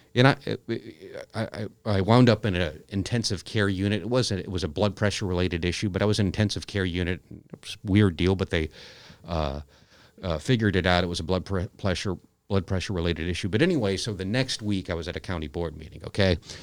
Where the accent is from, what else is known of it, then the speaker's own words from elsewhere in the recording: United States; moved away as an adult; now in Aledo, United States; I grew up in the Quad Cities